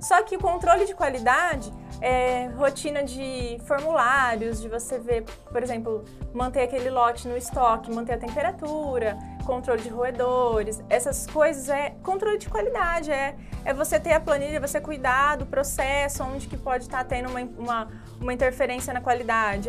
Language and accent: Portuguese; Ribeirão dos Índios, São Paulo, Brazil; numa empresa na minha cidade, lá em Ribeirão dos Índios, uma cidadezinha pequena